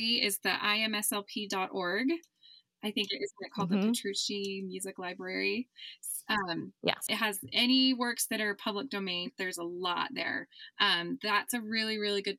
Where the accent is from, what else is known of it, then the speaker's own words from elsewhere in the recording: Utah, United States; I'm from Utah.